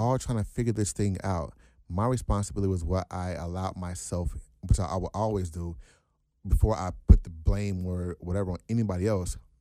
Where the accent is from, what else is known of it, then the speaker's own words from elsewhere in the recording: United States; I'm born and raised here